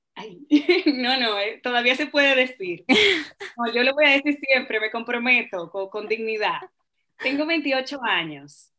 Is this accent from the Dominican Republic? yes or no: yes; Dominican Republic; moved away as an adult; also born or lived in Madrid, Spain; now in Chile; el sazón de mi tierra, de mi país, de República Dominicana